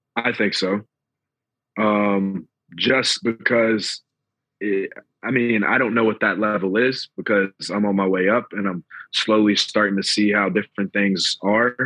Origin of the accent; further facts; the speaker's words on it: Atlanta, Georgia, United States; I'm from Atlanta